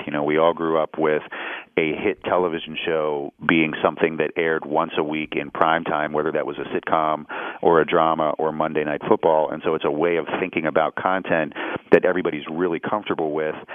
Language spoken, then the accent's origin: English; Pittsburgh, Pennsylvania, United States; moved away as an adult; also born or lived in Columbia, Missouri; when I grew up in Pittsburgh, I grew up um, very much in the center city